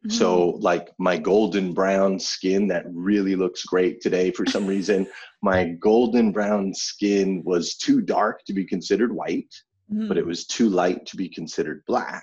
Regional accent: Flagstaff, Arizona, United States; I grew up in Flagstaff, Arizona

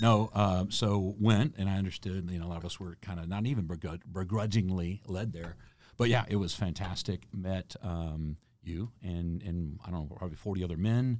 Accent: Houston, Texas, United States; moved away as an adult; I grew up in Houston, Texas, not in a military family.

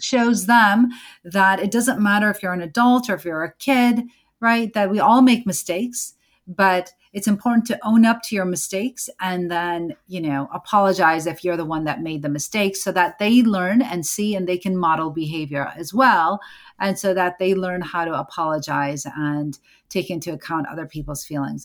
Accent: United States; I am an American born certified O B G Y N, a mom, a Muslim

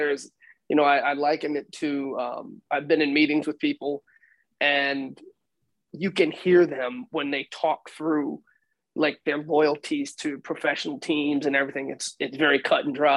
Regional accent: New York, United States; moved away as an adult; also born or lived in Texas; I was from New York

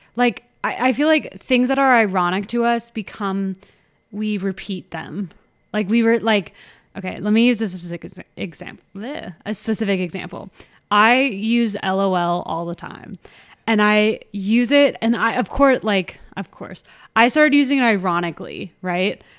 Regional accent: Orange County, California, United States; We grew up in Orange County.

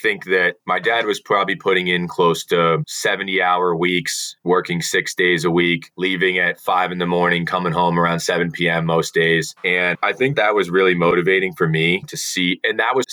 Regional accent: central Massachusetts, United States; I grew up in central Massachusetts

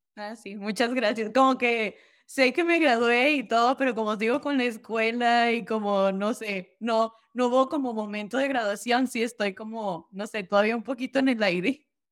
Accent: Durango, Mexico; moved away as an adult; nací yo en Durango, Durango, ahí estudié hasta que acabé la preparatoria a los 18

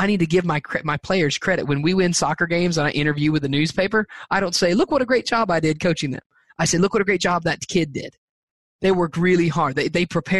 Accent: the South, United States; I'm from the South

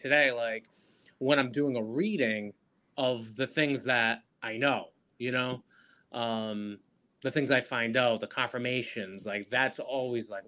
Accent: Rhode Island, United States; I'm from Rhode Island

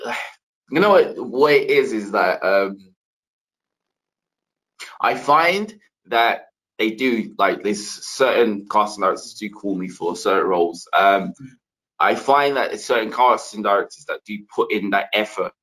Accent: London, United Kingdom; I come from East London

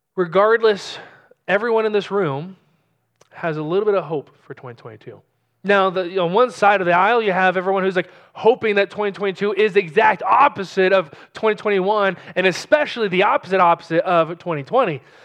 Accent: California, United States; moved away as an adult; also born or lived in New Mexico; now in New Braunfels, United States; being originally from California, Pastor Hayden is originally from Texas, I'm from California

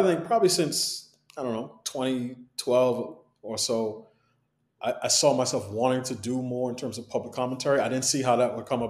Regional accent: New York City, New York, United States; I grew up in New York City, in Queens. My parents are from Barbados

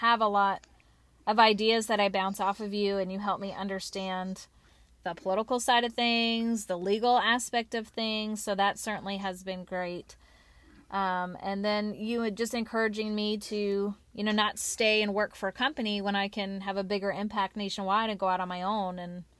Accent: Kansas, United States; born there; also born or lived in Washington / Texas / California / Connecticut; now in North Carolina, United States; Well, I was born in Kansas, moved to Washington State, then to Texas, then to California, then to Connecticut, then to New York, then to North Carolina, then to South Carolina, and now we're back in North Carolina.

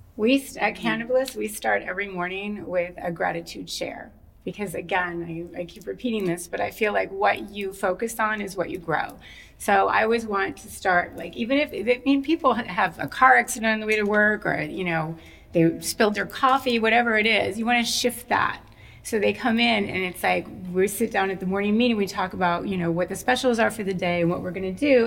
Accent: Minnesota, United States; I grew up in Minnesota, and in Minnesota is really very white

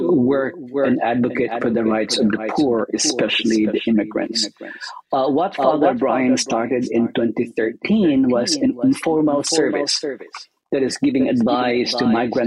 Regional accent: Philippines; moved away as an adult; now in New York City, United States; I was born in the Philippines and I came in my early 20s and I lived and worked in New York City

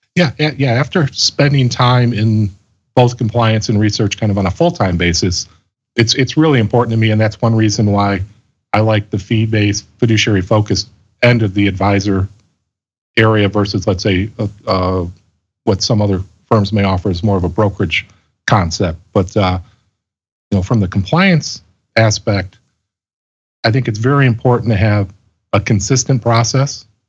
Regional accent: Chicago, Illinois, United States; also born or lived in Colorado Springs, Colorado; I grew up in the Chicago area and graduated from Loyola University here in Chicago

